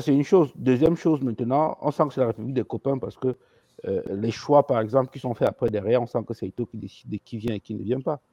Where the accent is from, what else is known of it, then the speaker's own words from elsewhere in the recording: Cameroon; on est Camerounais